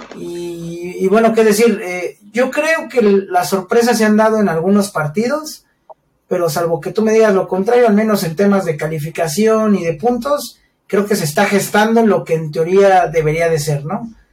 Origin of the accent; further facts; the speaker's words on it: Mexico; siendo mexicanos